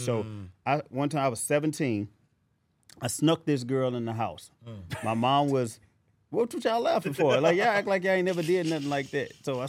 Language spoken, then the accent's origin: English; St. Louis, Missouri, United States; I'm from St. Louis.